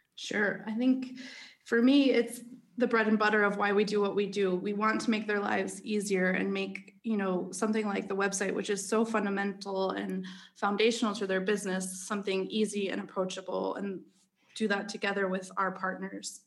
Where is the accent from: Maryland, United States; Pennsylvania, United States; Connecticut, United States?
Pennsylvania, United States; Philadelphia; accent: American; moved away as an adult; also born or lived in Denmark; now in Copenhagen, Denmark; I'm originally from Philadelphia, but, uh, have expatriated to Denmark eight years ago